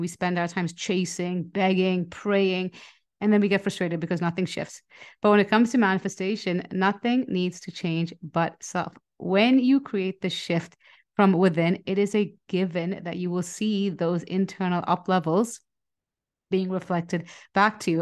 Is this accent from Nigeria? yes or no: yes; Nigeria; moved away; I grew up in Nigeria